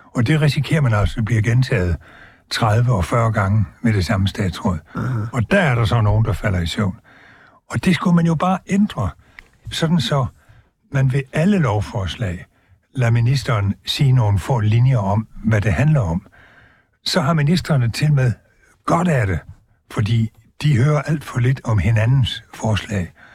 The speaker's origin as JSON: {"language": "Danish", "area": "Southern Jutland", "region": "Southern Denmark", "country": "Denmark", "tie": "born or raised there", "said": "jeg er jo altså sønderjyde af fødsel og opvækst"}